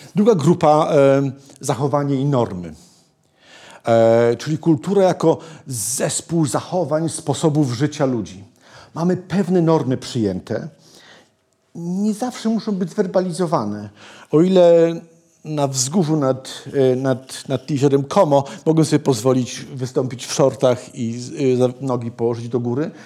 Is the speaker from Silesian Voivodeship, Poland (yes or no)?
no; Malbork, Pomeranian Voivodeship, Poland; ja się urodziłem w Malborku